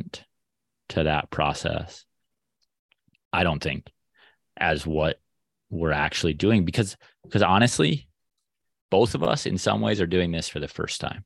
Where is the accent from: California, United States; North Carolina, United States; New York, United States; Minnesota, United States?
Minnesota, United States; growing up in Minnesota